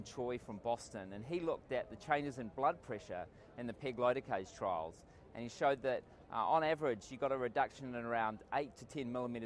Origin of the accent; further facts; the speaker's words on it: Australia; I am from Australia, and I'm coming to you from the beautiful city of Amsterdam